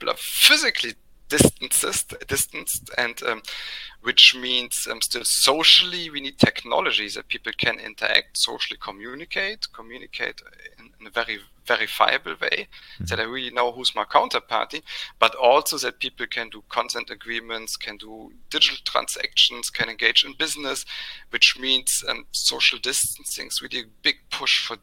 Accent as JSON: {"language": "English", "country": "Germany", "tie": "born or raised there", "said": "went to the local pharmacy in my hometown"}